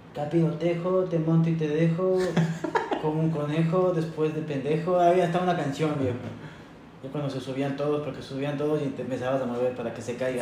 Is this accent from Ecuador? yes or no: yes; Ecuador; born or raised there; also born or lived in Sant Pau, Spain; now in Spain